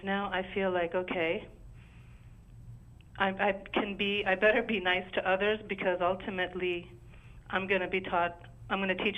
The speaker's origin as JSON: {"language": "English", "country": "India", "moved": "yes", "said": "I come from India"}